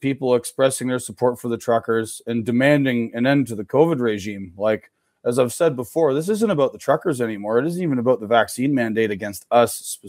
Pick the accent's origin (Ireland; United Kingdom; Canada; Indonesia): Canada; also born or lived in upstate New York, United States; now in New York, United States; born and raised in Canada, although I do live in the United States now in upstate New York.